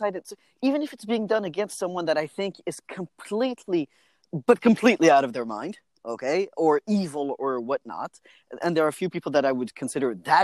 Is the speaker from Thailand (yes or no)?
no; France; moved away; I said, France